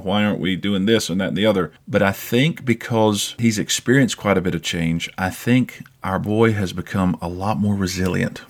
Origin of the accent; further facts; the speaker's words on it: South Carolina, United States; moved away; also born or lived in Cyprus; we've moved to my home state about three years ago